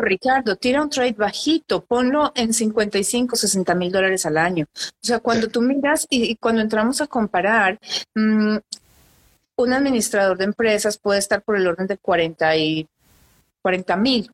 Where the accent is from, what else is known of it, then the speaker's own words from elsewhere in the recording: Colombia; now in Canada; en Colombia, que es de donde soy yo.